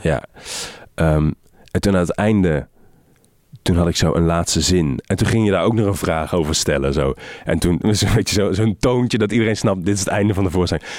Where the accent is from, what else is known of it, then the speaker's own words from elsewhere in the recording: Helmond, North Brabant, Netherlands; ik heb in Helmond op de middelbare school gezeten